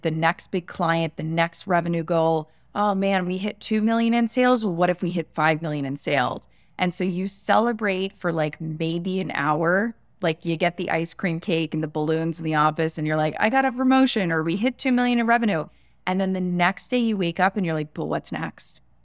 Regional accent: West Palm Beach, Florida, United States; I was born in West Palm Beach, Florida, in the United States

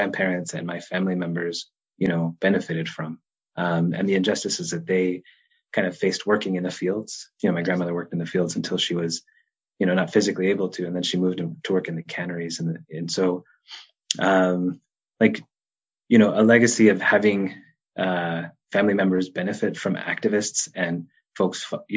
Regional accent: Los Angeles, California, United States; moved away as an adult; now in Chicago, United States; growing up in Los Angeles

